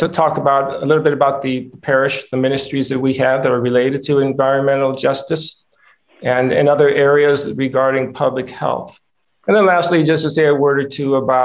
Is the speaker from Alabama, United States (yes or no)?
no; Rancho Cordova, California, United States; also born or lived in Michigan; I grew up in Rancho Cordova, California, which is a suburb of Sacramento. When we moved from Michigan, actually, I was 5 years old